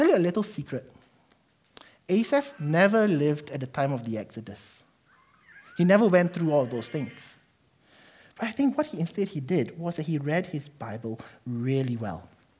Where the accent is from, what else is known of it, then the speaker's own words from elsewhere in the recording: Malaysia; now in New Zealand; I'm Malaysian.